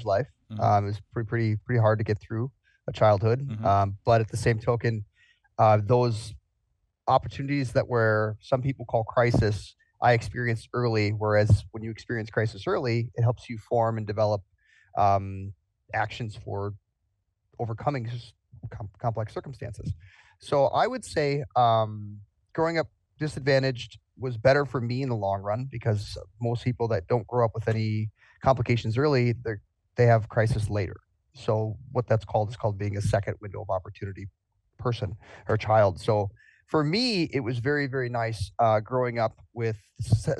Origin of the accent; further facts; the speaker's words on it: Milwaukee, Wisconsin, United States; moved away as an adult; my hometown, Milwaukee